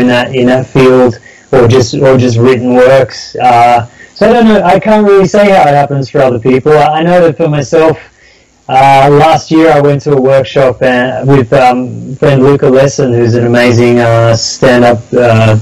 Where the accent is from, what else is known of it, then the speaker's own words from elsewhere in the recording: Sydney, New South Wales, Australia; I grew up down in Sydney.